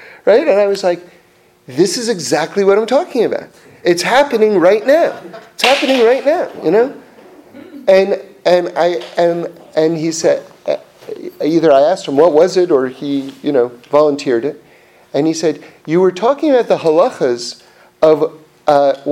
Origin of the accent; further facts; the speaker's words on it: New York City, New York, United States; growing up in New York City